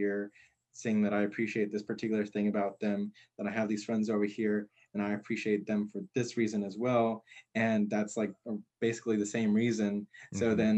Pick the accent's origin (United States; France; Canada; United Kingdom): United States; Corpus Christi, Texas; Corpus, it's there's an element of it being like a city, you know, but it's not necessarily like the kind of city like San Antonio or Houston or Austin or anything.